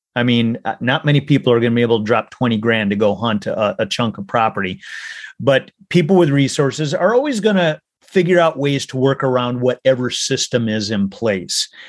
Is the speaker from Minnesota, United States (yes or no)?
yes; Minnesota, United States; I grew up in Minnesota